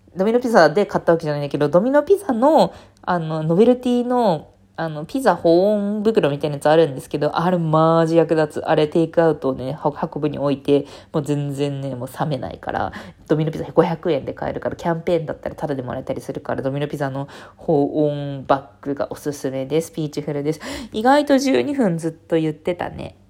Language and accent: Japanese; Fukuoka, Japan; 福岡出身なので